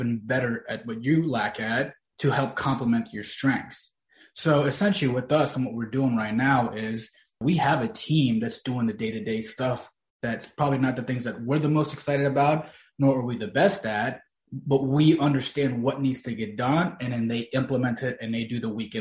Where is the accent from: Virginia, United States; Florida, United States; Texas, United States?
Virginia, United States; the areas that we grew up in here in Virginia